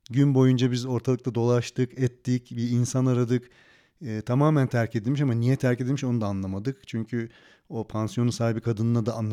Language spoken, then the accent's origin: Turkish; Turkey; Evet ben Türk'üm.